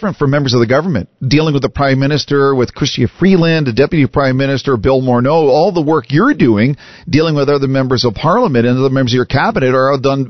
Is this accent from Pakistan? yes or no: no; Canada; as a Canadian